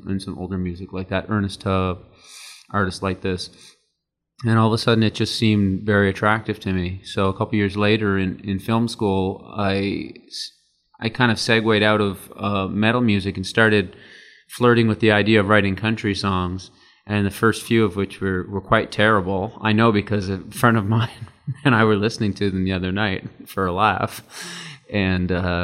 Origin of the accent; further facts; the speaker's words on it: Yarmouth, Nova Scotia, Canada; I'm from I grew up in Yarmouth, Nova Scotia, which is the very end of the province on the South Shore